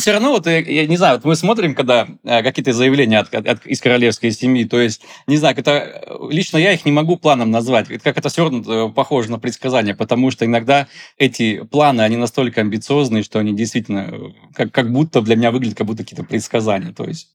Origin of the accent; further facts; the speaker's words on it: Tyumen, Tyumen Oblast, Russia; moved away as an adult; now in Dubai, United Arab Emirates; Я сам из Тюмени, то есть у меня за плечами 10 лет э, работы фотографом э, в Тюмени